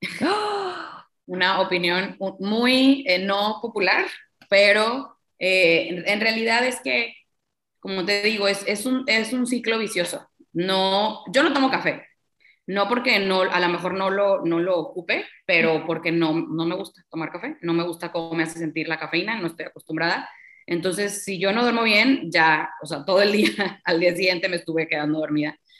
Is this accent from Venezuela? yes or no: no; Tampico, Tamaulipas, Mexico; Yo soy de Tampico, Tamaulipas